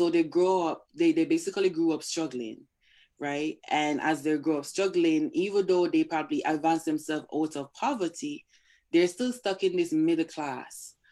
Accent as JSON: {"language": "English", "country": "Jamaica", "tie": "born or raised there", "also_born_or_lived": "Brooklyn, New York", "moved": "as an adult", "lives_now": "United States", "said": "I grew up in Jamaica."}